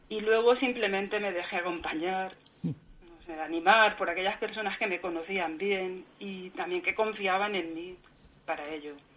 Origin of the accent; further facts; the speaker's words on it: Elche, Valencian Community, Spain; moved away as an adult; now in Madrid, Spain; yo soy, soy una alicantina, nacida en Elche